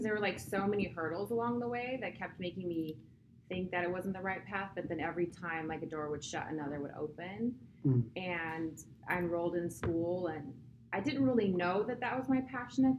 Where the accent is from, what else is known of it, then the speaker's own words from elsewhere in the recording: San Luis Obispo, California, United States; also born or lived in Oxnard, California; I was born in Oxnard, California, and raised in San Luis Obispo. So I am a California girl